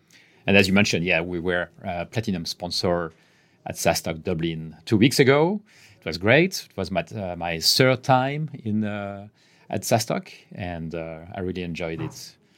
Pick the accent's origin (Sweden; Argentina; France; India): France; English is a second language; now in Barcelona, Spain; I am French, as you can guess from my terrible accent. But I've been in Barcelona, and I've been in Barcelona for the last 16 years now.